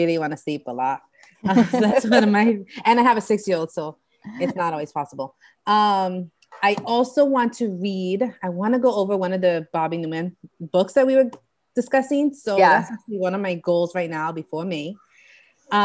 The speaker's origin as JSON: {"language": "English", "country": "Puerto Rico", "tie": "born or raised there", "moved": "yes", "said": "I grew up in Puerto Rico"}